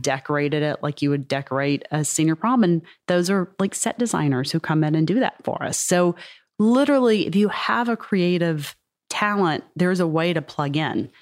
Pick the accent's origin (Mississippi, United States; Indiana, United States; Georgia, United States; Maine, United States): Mississippi, United States; I am from Mississippi